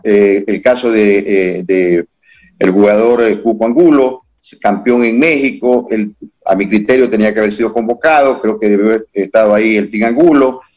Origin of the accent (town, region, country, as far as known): Ecuador